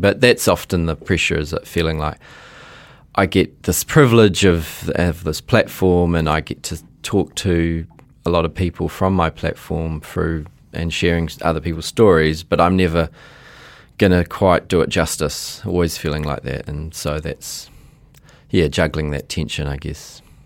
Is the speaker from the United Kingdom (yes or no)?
no; Auckland, New Zealand; also born or lived in Fiji; in Onehunga, and, well, I actually was born in Fiji, and then we came after the nineteen eighty-seven coup